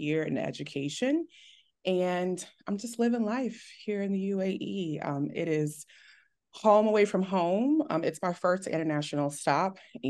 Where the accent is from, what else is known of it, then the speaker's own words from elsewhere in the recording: Texas, United States; also born or lived in Detroit, United States / Germany / North Carolina, United States; I was born in Detroit, moved to Germany right after I was born, moved to North Carolina. And then I call myself a Texas native because